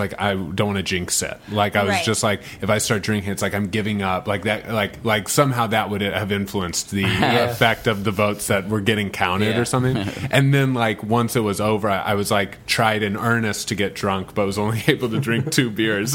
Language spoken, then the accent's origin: English; St. Louis, Missouri, United States; now in Los Angeles, United States; I'm from St. Louis